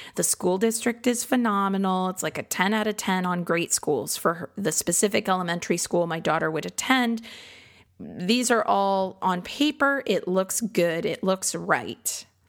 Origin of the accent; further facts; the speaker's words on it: Midwest, United States; now in Austin, United States; I grew up in the Midwest